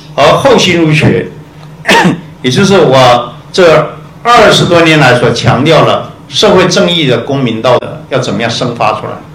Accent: Taiwan; 我们台湾人

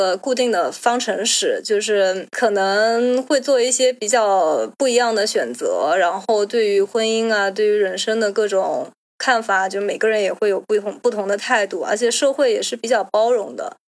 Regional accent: China; 或者说至少不像我们中国人这样子，会从小学、初中、高中，对吧？

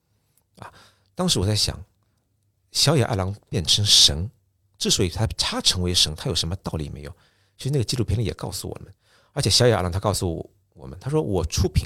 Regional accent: Japan; Chinese is a second language; 你们中国人一直会把我们日本茶道说是日本茶道，但我们日本人觉得日本茶道是中国茶道，就是这样的。

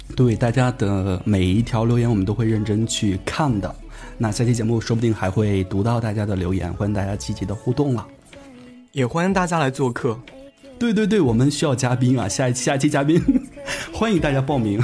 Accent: Shaanxi, China; accent: Shaanxi dialect; 用我们陕西话说

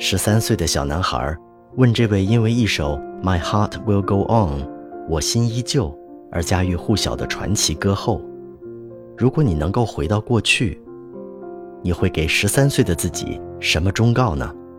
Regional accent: Northeast China, China; moved away; 我是一个东北人

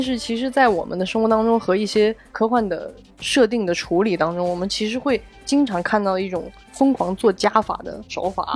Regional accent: southern China, China; moved away as an adult; now in Beijing, China; 因为我是一个南方人，我在北京生活这些年

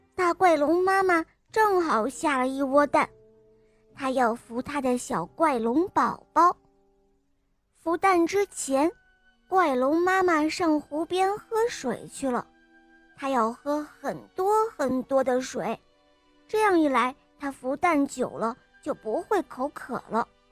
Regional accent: Xichang, Sichuan, China; 我五岁了，我来自西昌

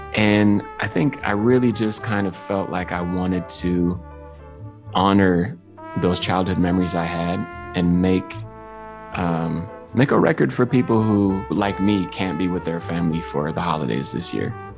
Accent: Midwest, United States; now in New York, United States; my youth growing up in the Midwest

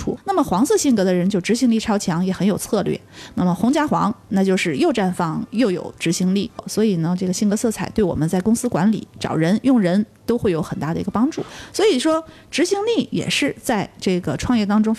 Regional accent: Northeast China, China; also born or lived in Shenzhen; now in Chongqing, China; 我这个东北人

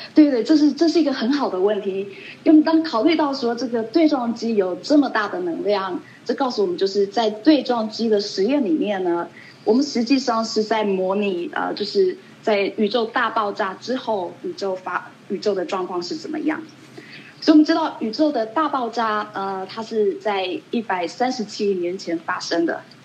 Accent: Taiwan; moved away as an adult; also born or lived in Colorado, United States / Long Island, New York, United States / Chicago, United States; now in Irvine, United States; 我在台湾出生，在台湾长大，那在我，呃，结束我大学，呃，在大学，在，呃，台大结束完大学，呃，之后呢，二十年前我到美国来

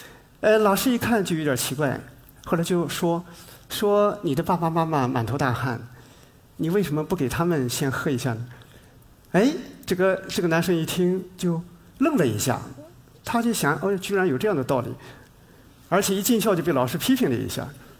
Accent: China; 但另外一方面呢，它对我们中国人来说，又有特别特别的一个意义。

